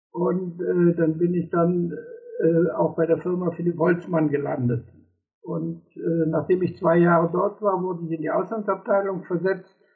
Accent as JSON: {"language": "German", "town": "Cologne", "region": "North Rhine-Westphalia", "country": "Germany", "tie": "born or raised there", "moved": "as an adult", "said": "Ich bin dann im Großraum"}